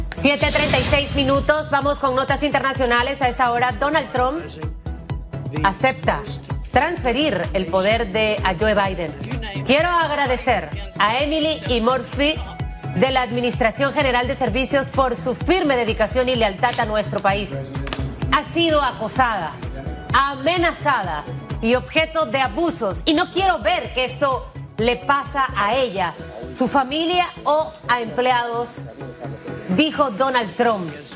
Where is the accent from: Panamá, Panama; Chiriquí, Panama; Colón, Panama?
Chiriquí, Panama; moved away; Yo no soy de tierras altas como Hugo, pero soy chiricana